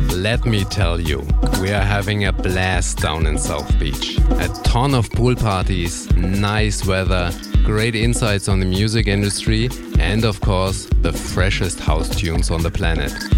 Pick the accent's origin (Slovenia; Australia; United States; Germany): Germany; accent: German; English is a second language; Is my accent a little bit too harsh and sounds too German?